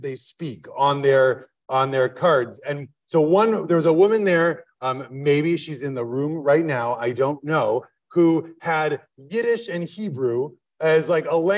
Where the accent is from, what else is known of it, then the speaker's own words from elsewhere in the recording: Midwest, United States; now in Philadelphia, United States; we're from the Midwest